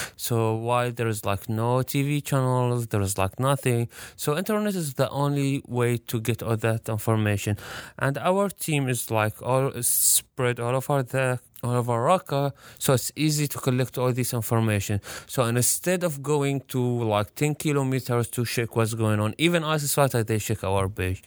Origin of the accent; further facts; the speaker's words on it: Raqqa, Raqqa Governorate, Syria; moved away as an adult; also born or lived in Europe; I'm from Syria, and when they asked me where, I told them, like, Raqqa